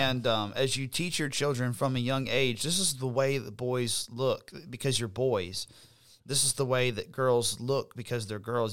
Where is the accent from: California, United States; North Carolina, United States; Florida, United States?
Florida, United States; Florida Panhandle, United States; also born or lived in Alabama; now in South Carolina, United States; I grew up in the Panhandle of Florida, which is very conservative